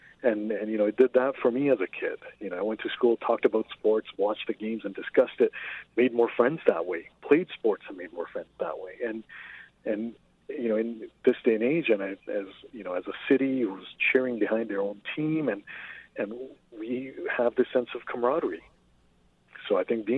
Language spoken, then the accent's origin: English; Toronto, Ontario, Canada; I grew up in Jane and Finch in Toronto